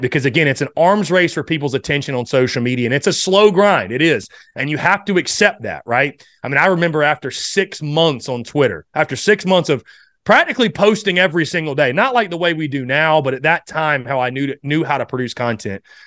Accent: North Augusta, South Carolina, United States; moved away; originally from the state of South Carolina, obviously Nor-, North Augusta, South Carolina

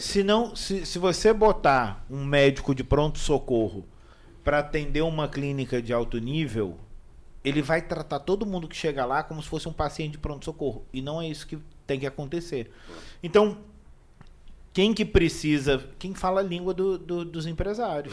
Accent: Brazil; now in Imperatriz, Brazil; eu não sou daqui. Então, eu sou do Rio.

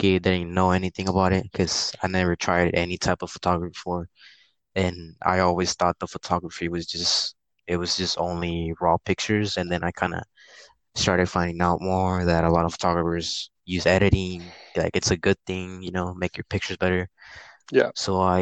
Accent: Puerto Rico; now in Houston, United States; I live in Houston, Texas, and I was born in Puerto Rico

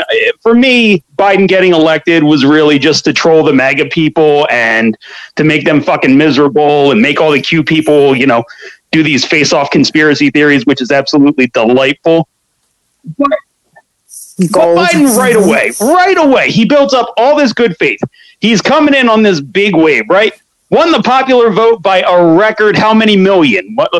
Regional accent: Scranton, Pennsylvania, United States; When I was growing up in Scranton, we would fight.

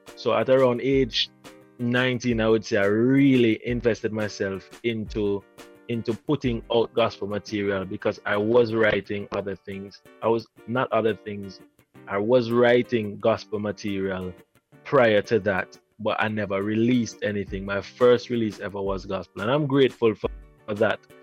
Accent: Antigua & Barbuda; moved away as an adult; now in Jamaica; actually, I'm from Jamaica. I was born here, but I grew up in Antigua.

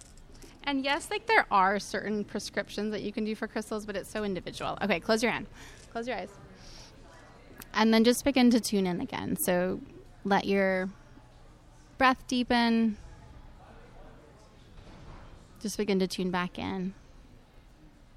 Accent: Utah, United States; I grew up in Utah. I grew up like the mountain was my backyard

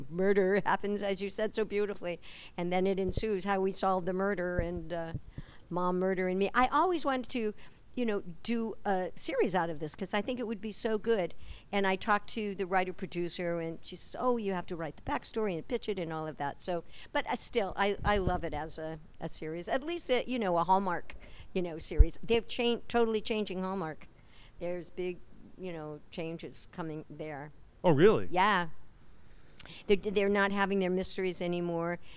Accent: Midwest, United States; and I was from the Midwest, and then here she is in San Francisco.

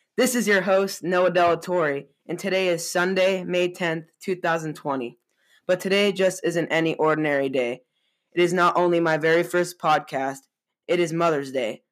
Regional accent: Boise, Idaho, United States; also born or lived in San Jose, California; I am 14 years old, about to enter the ninth grade. I was born in San Jose, California, and I moved to Boise, Idaho in 2016 with my brother, sister, and my parents

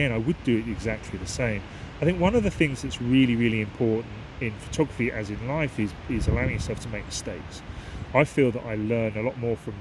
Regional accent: Aylesbury, South East England, United Kingdom; also born or lived in Marsworth; I was brought up in this area. I come from Aylesbury, and there are some reservoirs in near Marsworth, which is where I grew up as a child

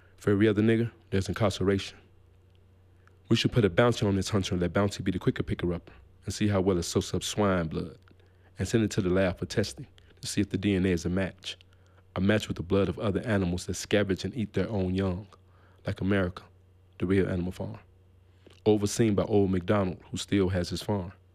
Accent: Gary, Indiana, United States; moved away as an adult; also born or lived in Memphis, Tennessee; I was born in Memphis, Tennessee, but I was raised in Gary, Indiana.

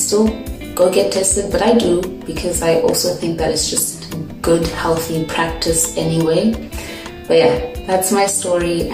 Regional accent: South Africa; I'm from South Africa.

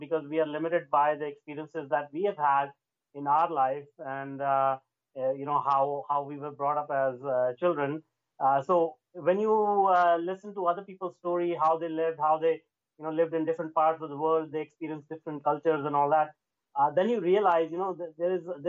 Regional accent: India; now in Vancouver, Canada; I was born and brought up in India

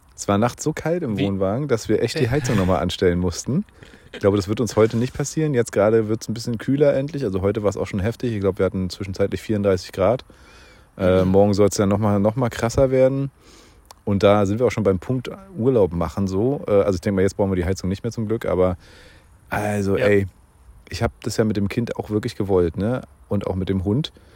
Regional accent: Bernau, Brandenburg, Germany; also born or lived in Berlin; ich bin ein geborener Berliner, bin ja dann aber sehr, sehr schnell äh, in Bernau schon aufgewachsen, schon als kleiner Stippi

